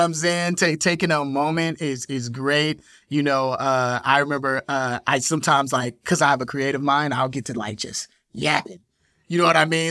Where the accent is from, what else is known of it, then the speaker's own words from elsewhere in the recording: Chicago, Illinois, United States; I'm from Chicago